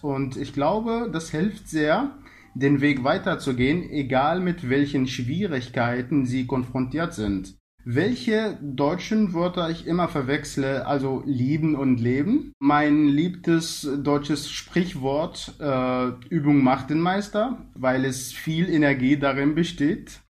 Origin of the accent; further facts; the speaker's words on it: Egypt; German is a second language; meine Heimatland Ägypten